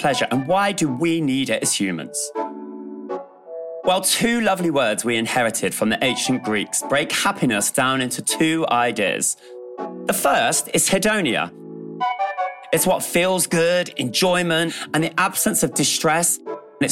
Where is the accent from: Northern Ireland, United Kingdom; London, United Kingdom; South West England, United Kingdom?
South West England, United Kingdom; Bristol; As a young queer kid growing up in Bristol, surrounded by very working class surroundings